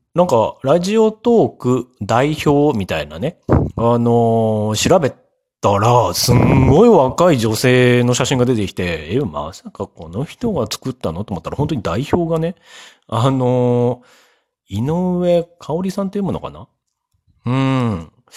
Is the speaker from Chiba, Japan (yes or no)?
yes; Chiba, Japan; 多分、その地域が塾が多い地域で、かつ都内に出やすい千葉県なんですよ